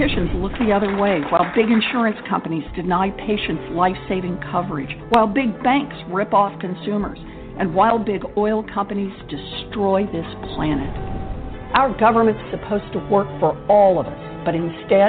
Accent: Oklahoma, United States; Growing up in Oklahoma

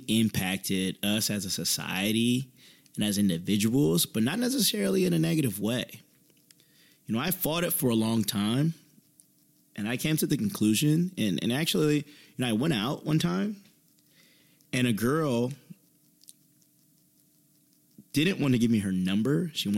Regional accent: Indiana, United States; You know, I'm originally from Indiana. Things close at 3 a.m.

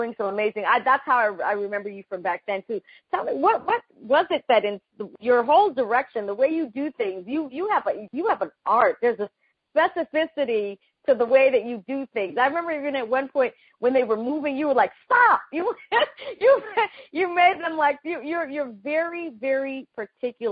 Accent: Panama; moved away; in my country, I'm from Panama

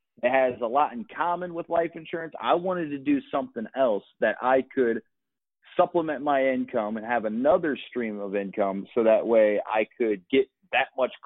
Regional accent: Akron, Ohio, United States; moved away as an adult; also born or lived in Los Angeles, California

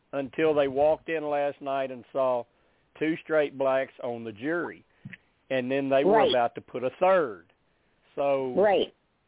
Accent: Arkansas, United States; I was raised in Arkansas.

